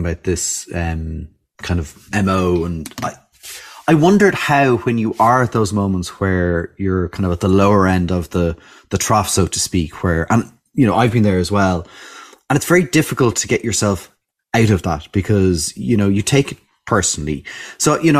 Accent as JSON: {"language": "English", "country": "Ireland", "said": "as Irish people"}